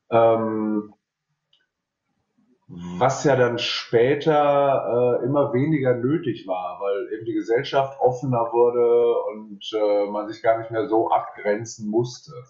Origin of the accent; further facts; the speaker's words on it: North Rhine-Westphalia, Germany; now in Cologne, Germany; Ich bin aus dem Ruhrgebiet auch Ende, Mitte, Ende der 90er nach Köln gekommen, habe 96 das erste Mal hier im Hans angefangen zu arbeiten und bin dann hier hängen geblieben eigentlich.